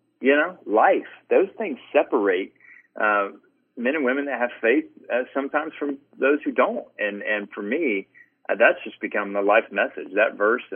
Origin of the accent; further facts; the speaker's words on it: Atlanta, Georgia, United States; I grew up in the Southern Baptist Church, and one of the things that here in Atlanta, so, you know, pretty conservative space